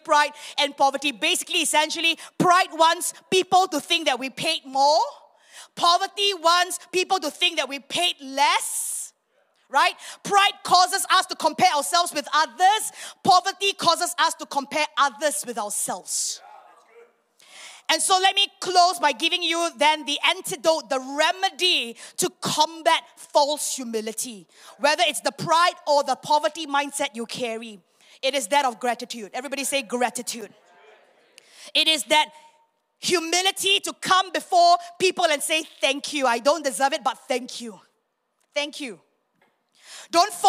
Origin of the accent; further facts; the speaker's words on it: Singapore; moved away as an adult; now in Miri, Malaysia; I'm a Singaporean.